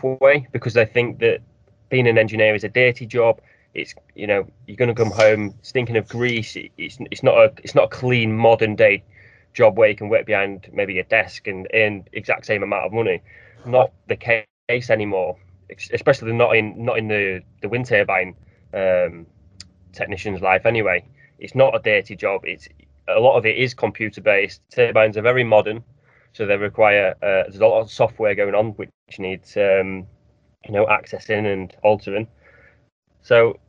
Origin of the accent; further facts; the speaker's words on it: Grimsby, Yorkshire and the Humber, United Kingdom; I'm from Grimsby